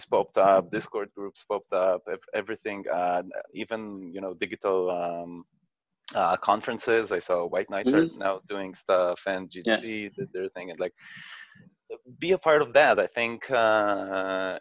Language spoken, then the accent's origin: English; Israel; I come from Israel